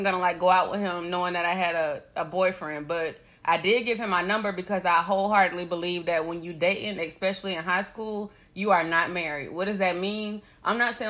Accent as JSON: {"language": "English", "town": "Vero Beach", "region": "Florida", "country": "United States", "said": "I'm from, like, Vero Beach, Gifford area"}